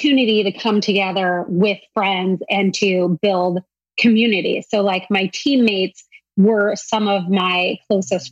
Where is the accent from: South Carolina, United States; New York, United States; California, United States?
California, United States; San Diego; I grew up in San Diego